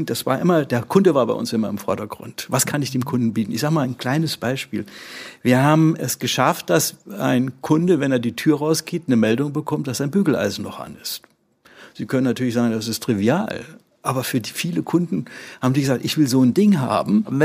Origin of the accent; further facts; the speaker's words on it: Schleswig-Holstein, Germany; können wir hier äh, als Schleswig-Holsteiner mit Hamburg und wir bestimmen in Hamburg, was läuft in der Infrastruktur.